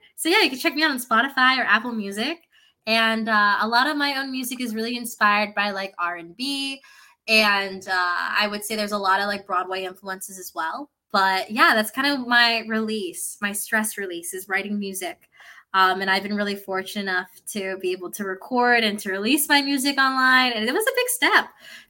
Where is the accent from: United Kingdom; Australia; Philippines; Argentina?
Philippines; I'm also Filipino, so like everyone in the Philippines can sing, but we also, every Filipino tends to have a karaoke machine.